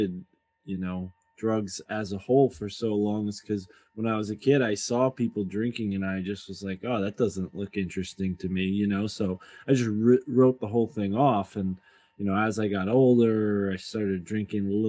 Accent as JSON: {"language": "English", "town": "Milford", "region": "Connecticut", "country": "United States", "said": "I'm from Milford, like New Haven area."}